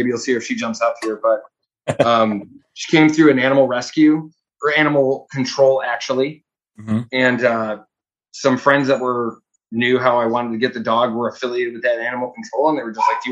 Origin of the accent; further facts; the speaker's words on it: Crestwood, Illinois, United States; also born or lived in Chicago; I'm from Crestwood, Illinois